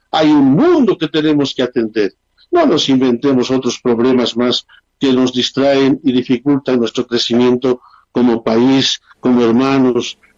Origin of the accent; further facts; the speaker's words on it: Bolivia; Somos bolivianos, hemos nacido en esta tierra y nuestro corazón palpita rojo, amarillo y verde y siempre será así hasta el último momento de nuestra vida.